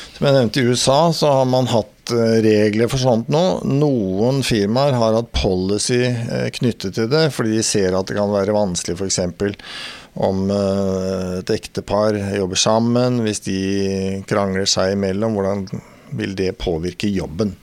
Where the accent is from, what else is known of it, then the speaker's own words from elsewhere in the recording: Sarpsborg, Østfold, Norway; Jeg vokste opp i Sarpsborg, eh, Borregaard, industri.